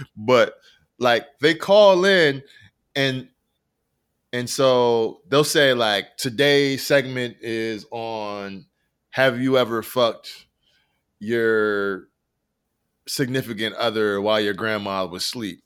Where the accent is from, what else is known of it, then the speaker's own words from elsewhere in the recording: Rochester, New York, United States; I am from Rochester, New York